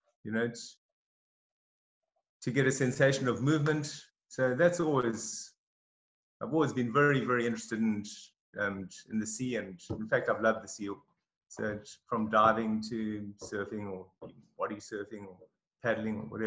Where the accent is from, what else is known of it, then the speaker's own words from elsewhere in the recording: Durban, KwaZulu-Natal, South Africa; moved away as an adult; now in Australia; I grew up in Durban